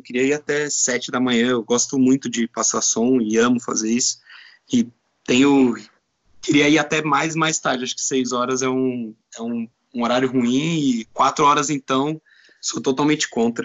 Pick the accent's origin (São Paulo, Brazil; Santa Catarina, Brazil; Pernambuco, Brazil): São Paulo, Brazil; moved away as an adult; now in Porto, Portugal; Sou de São Paulo